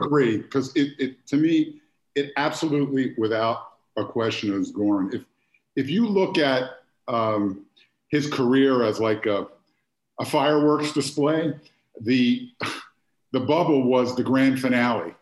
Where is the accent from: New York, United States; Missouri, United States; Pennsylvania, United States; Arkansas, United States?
Pennsylvania, United States; Philadelphia; moved away; I grew up in Philadelphia